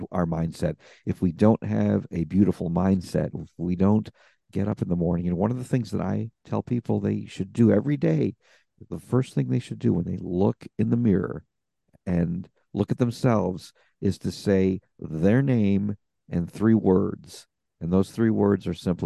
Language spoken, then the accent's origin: English; United States; as an American.